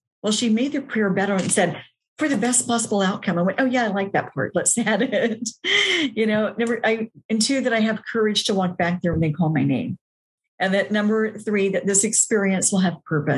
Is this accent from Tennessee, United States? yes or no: yes; Nashville, Tennessee, United States; moved away as an adult; also born or lived in Atlanta, Georgia; decided to move from Atlanta back to my hometown of Nashville